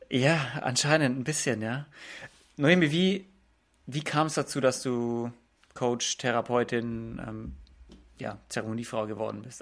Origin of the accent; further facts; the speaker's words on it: Germany; bei uns in Deutschland